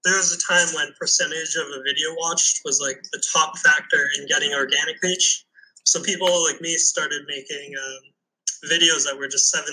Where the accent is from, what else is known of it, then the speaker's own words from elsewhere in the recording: Winnipeg, Manitoba, Canada; moved away as an adult; also born or lived in Shanghai, China; now in Thailand; Where I'm from, Winnipeg